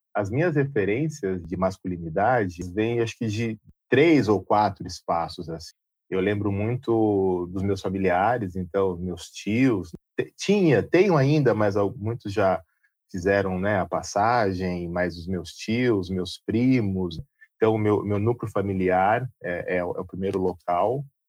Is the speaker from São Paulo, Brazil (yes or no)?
yes; Jundiaí, São Paulo, Brazil; also born or lived in Londrina; eu sou de Jundiaí